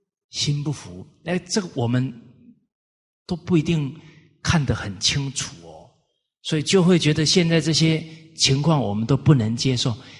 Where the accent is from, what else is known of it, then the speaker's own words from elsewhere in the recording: Kaohsiung, Taiwan; 我小时候也是在高雄市长大，啊，在一个大都会里面